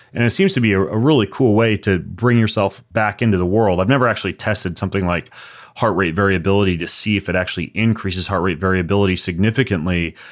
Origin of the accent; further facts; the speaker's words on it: Lewiston, Idaho, United States; I grew up in Lewiston, Idaho